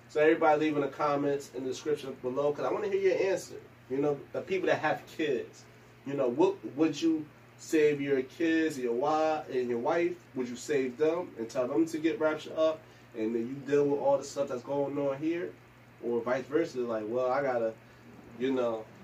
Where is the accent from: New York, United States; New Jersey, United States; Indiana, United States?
New Jersey, United States; Newark; growing up in Newark is hard as is, you know, period. growing up in Newark is, um, it's hard, period.